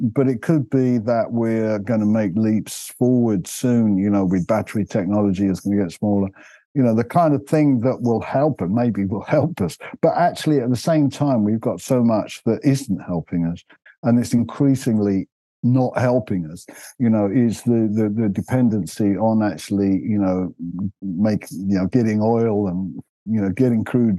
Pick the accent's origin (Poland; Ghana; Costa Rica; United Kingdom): United Kingdom; London; moved away as an adult; also born or lived in North Devon; now in Devon, United Kingdom; Being a Londoner, I was used to built up areas